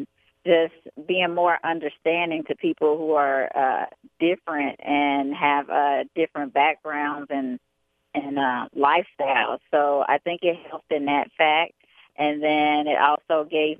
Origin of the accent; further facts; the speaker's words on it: Chicago, Illinois, United States; also born or lived in Atlantic City, New Jersey / Bronx, New York; I was born in Atlantic City, New Jersey, but I was raised in Chicago, Illinois